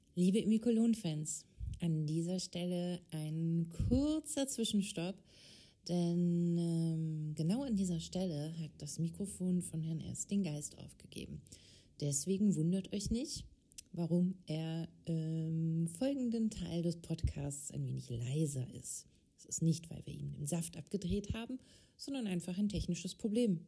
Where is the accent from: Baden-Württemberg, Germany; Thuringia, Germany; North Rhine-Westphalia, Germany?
North Rhine-Westphalia, Germany; Ruhr area; also ich komme ja aus dem Ruhrpott